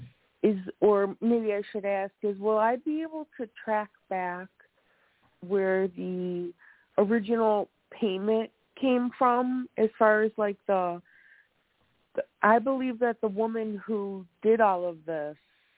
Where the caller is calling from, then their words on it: Wisconsin, United States; I'm calling from Wisconsin.